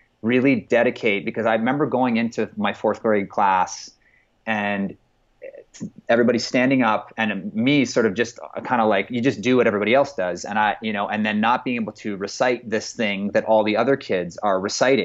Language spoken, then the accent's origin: English; Phoenix, Arizona, United States; also born or lived in Toronto, Canada / Vancouver, Canada / Scottsdale, Arizona; I pretty much grew up here most of my formative years, and where most of my faith-based adolescence and development and sort of, you know, what ended up sort of developing into a complete ideology and belief system sort of formed while I was here growing up in the Phoenix area.